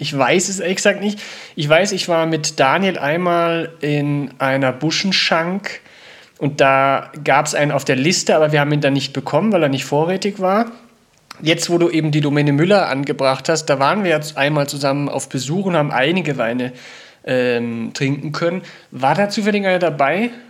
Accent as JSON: {"language": "German", "region": "Burgenland", "country": "Austria", "said": "ich gesagt, ich hätte Schächer gemacht, aber ich bin eigentlich aus dem Burgenland."}